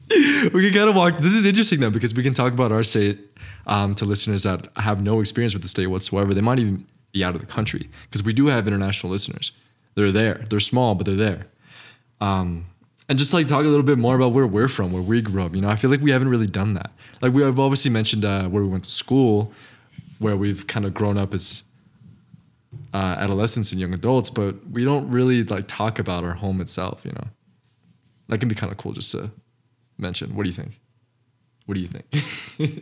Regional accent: Northern New Mexico, United States; we're both Northern New Mexican.

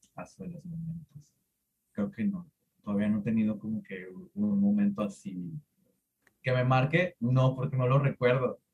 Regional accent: Tuxtepec, Oaxaca, Mexico; Yo soy de Tuxtepec, Oaxaca

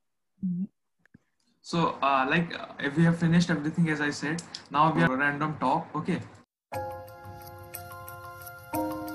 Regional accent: India; I am from India, so the culture of India is a bit different

